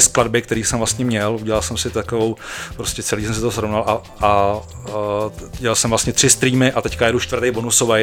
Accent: Ústí nad Labem, Ústí nad Labem Region, Czechia; já jsem z Ústí

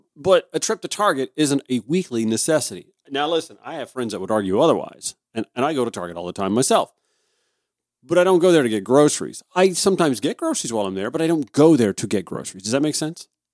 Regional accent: Grovetown, Georgia, United States; I was a, a regular at the Sunday school at Grove Baptist Church in my hometown of Grovetown, Georgia

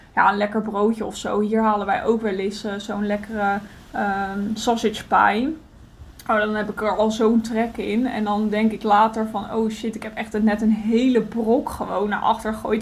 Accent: Netherlands; now in Greece; wij mogen als Nederlanders

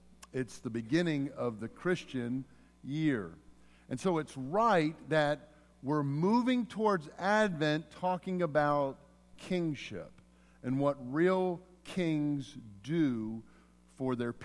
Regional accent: Mississippi, United States; moved away; also born or lived in Pennsylvania; I was born in Mississippi, but then I was taken into exile to a far and distant pagan country of Pennsylvania

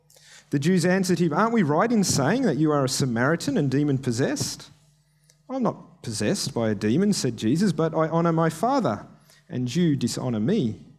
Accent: Kenya; I grew up in Kenya as an MK. My parents were missionaries there.

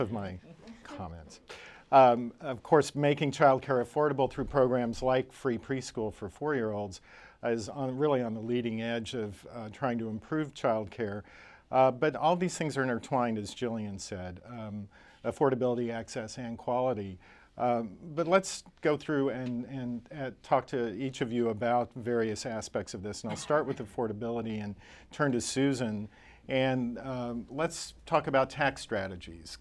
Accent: Oklahoma, United States; my home state, Oklahoma

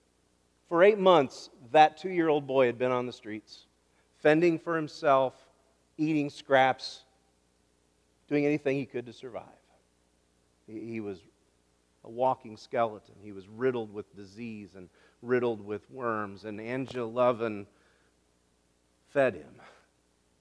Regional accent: Kansas, Illinois, United States; I'm from Kansas, Illinois

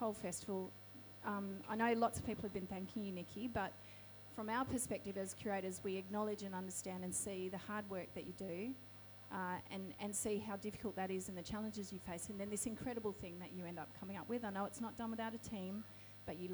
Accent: Wardandi Kaniyang country, southwest of Western Australia, Australia; now in Sydney, Australia; I come from Wadandi Kanayang country, which is in the southwest of Western Australia. I'm Noongar Yamaji.

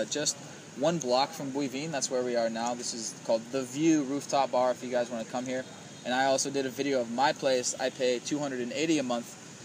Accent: Seattle, Washington, United States; also born or lived in Chiang Mai, Thailand; now in Ho Chi Minh City, Vietnam; I'm from Seattle, but I lived in the suburbs

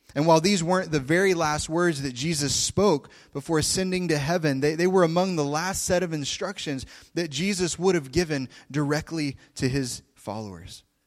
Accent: Oklahoma, United States; I come from Oklahoma

